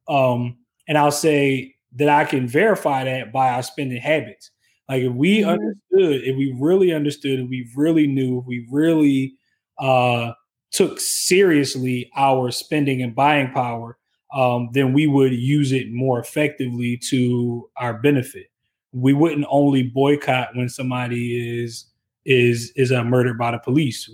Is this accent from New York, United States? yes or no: no; Philadelphia, Pennsylvania, United States; I'm from West Philly